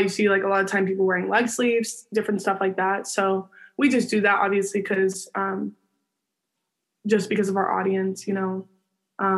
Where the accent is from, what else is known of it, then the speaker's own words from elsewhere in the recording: Arizona, United States; my hometown